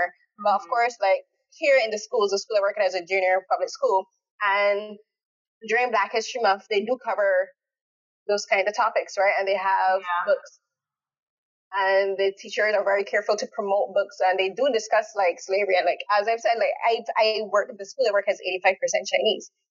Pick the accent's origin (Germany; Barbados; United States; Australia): Barbados; now in Canada; I live in Canada, but I'm born in Barbados.